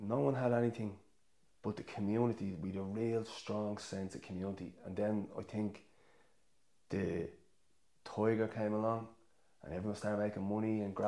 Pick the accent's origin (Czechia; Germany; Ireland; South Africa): Ireland; Dublin, Leinster; moved away as an adult; now in County Clare, Ireland; we lived with my grandparents. Like, and then my mum got a council house in Shankill in Dublin